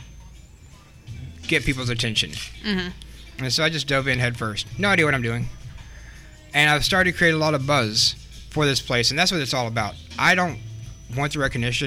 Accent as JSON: {"language": "English", "town": "Manchester", "region": "Kentucky", "country": "United States", "said": "I'm originally from Southeast Kentucky"}